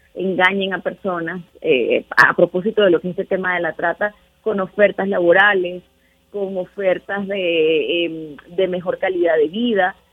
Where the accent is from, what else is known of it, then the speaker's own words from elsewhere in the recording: Venezuela; now in Mexico; en realidad soy venezolana, pero vivo en México